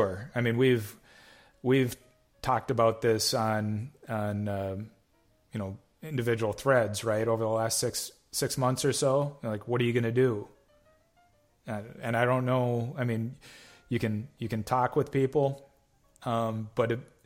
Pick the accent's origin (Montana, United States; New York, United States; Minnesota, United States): Minnesota, United States; Nisswa; I'm originally from North Central Minnesota, up in the Nisswa area